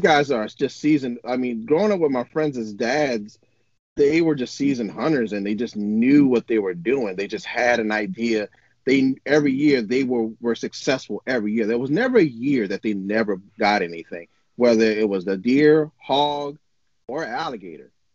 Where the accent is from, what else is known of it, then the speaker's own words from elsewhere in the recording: New Orleans, Louisiana, United States; first language English; moved away as an adult; now in Oregon, United States; I was born and raised in New Orleans, Louisiana